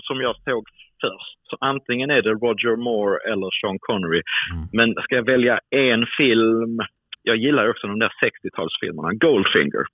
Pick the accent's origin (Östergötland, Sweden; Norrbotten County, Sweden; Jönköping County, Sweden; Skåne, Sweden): Skåne, Sweden; Eslöv; accent: Skånska; now in Stockholm, Sweden; Och jag bor i Stockholm, men jag är född i Eslöv i Skåne